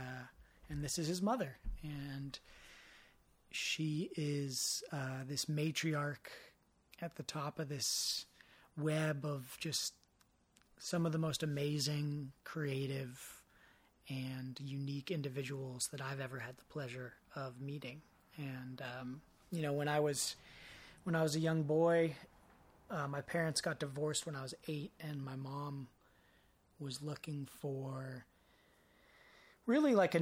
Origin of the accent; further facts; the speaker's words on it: Marin, California, United States; growing up in Marin, the birthplace of mountain biking.